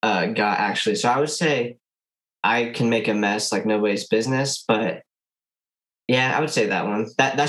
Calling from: Fort Wayne, Indiana, United States; Indiana, Fort Wayne.

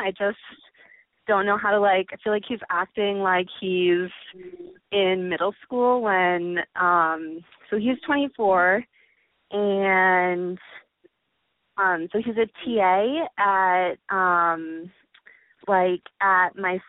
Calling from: Chicago, Illinois, United States; I'm 20. I'm calling from Chicago.

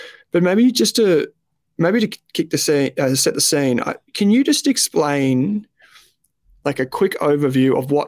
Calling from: Melbourne, Victoria, Australia; I'm in Melbourne.

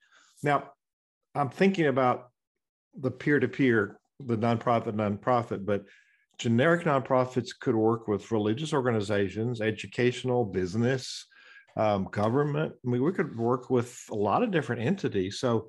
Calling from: Lynchburg, Virginia, United States; I'm coming in from Lynchburg, Virginia, where it's 54 today and sunny.

